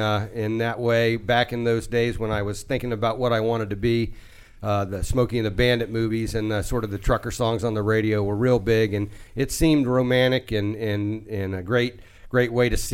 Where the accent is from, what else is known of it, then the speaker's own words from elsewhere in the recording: United States; I pretty much grew up in the Washington area. We moved here. My dad was in the Air Force, so we moved around a good bit. We ended up in Washington in the summer after seventh grade.